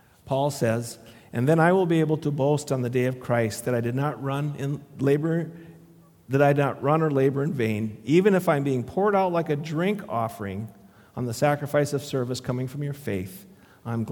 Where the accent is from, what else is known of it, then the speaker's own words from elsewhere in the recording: Le Sueur, Minnesota, United States; I grew up in Le Sueur